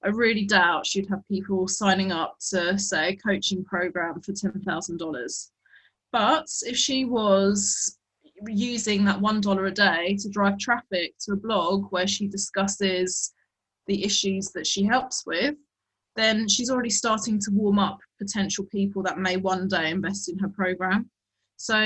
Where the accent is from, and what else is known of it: England, United Kingdom